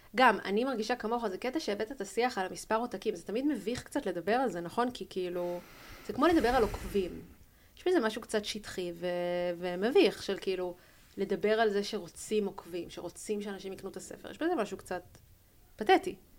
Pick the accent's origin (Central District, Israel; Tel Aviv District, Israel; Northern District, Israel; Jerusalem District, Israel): Tel Aviv District, Israel; Tel Aviv; אנחנו גדלנו בתל אביב